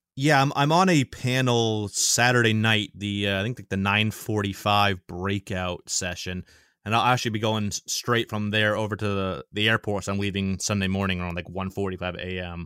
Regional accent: Maine, United States; born and raised in Maine, never lived outside of Maine my entire life.

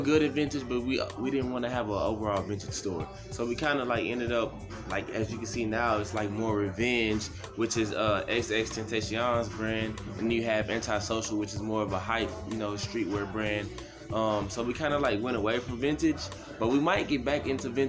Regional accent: Waco, Texas, United States; I'm from Waco, born and raised

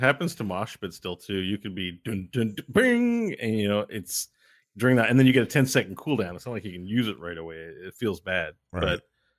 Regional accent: Canada; I'm a Canadian. The government delivers marijuana to people here now.

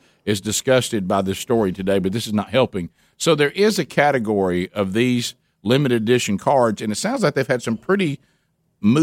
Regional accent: Calhoun County, Alabama, United States; from where we grew up in Calhoun County

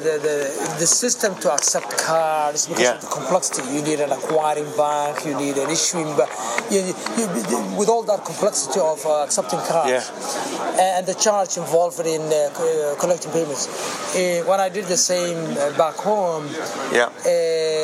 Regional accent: Somaliland, Somalia; moved away; my home country, Somaliland

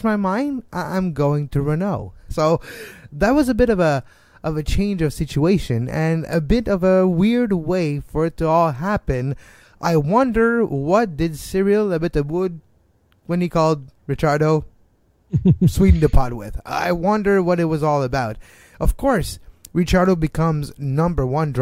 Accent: Montreal, Quebec, Canada; I'm from Montreal

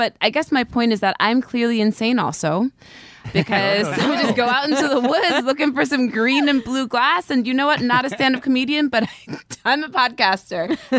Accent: Catskill Mountains, New York, United States; I grew up in the Catskill Mountains

